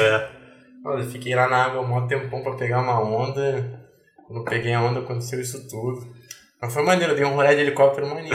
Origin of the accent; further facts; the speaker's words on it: Niterói, Rio de Janeiro, Brazil; also born or lived in Hawaii / Cabo Frio; Niterói eu fui criado aqui.